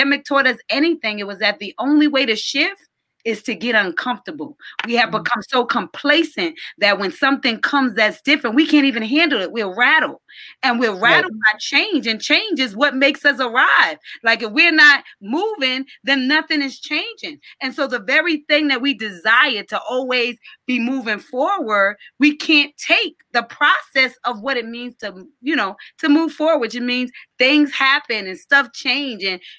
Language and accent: English; New York, United States; my church that I grew up in New York